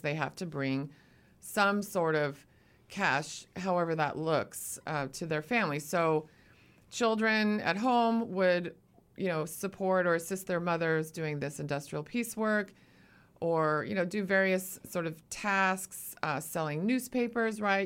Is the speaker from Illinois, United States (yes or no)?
no; Eugene, Oregon, United States; also born or lived in Arizona; now in Portland, United States; I'm actually a native Oregonian. I'm from Eugene, Oregon.